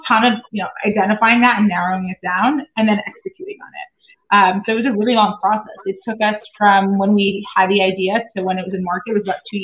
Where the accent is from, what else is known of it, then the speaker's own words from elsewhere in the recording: New York City, New York, United States; now in Westchester, United States; I grew up in Brooklyn.